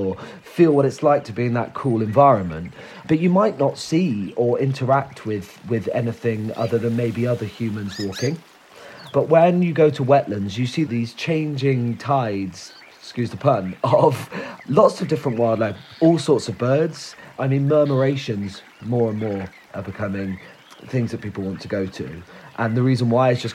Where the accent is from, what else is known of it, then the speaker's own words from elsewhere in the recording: Somerset, South West England, United Kingdom; I grew up in Somerset, so I still work there